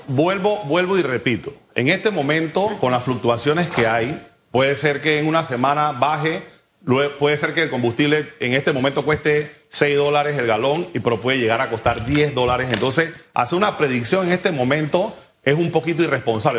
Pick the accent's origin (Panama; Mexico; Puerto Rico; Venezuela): Panama; como panameño, como persona eh, igual que cualquier otro de la clase media